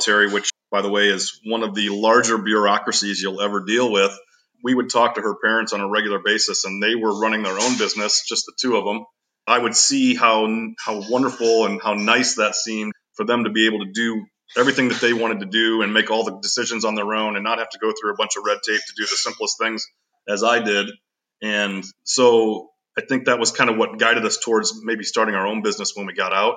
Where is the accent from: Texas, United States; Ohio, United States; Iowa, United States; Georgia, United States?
Ohio, United States; Bryan; moved away as an adult; also born or lived in Bowling Green, Ohio; now in Michigan, United States; Grew up in a small town of about 10,000 folks in Ohio called Bryan, Ohio.